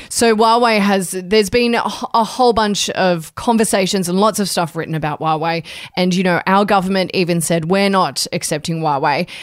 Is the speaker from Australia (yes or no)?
yes; Australia; as an Australian